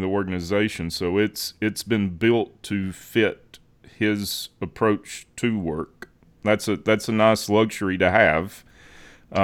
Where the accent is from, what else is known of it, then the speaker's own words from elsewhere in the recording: Alabama, United States; I was from Alabama